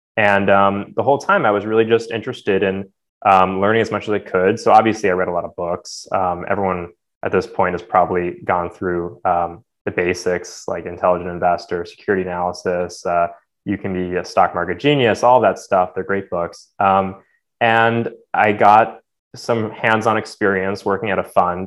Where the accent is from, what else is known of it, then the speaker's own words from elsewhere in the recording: New Jersey, United States; I grew up in New Jersey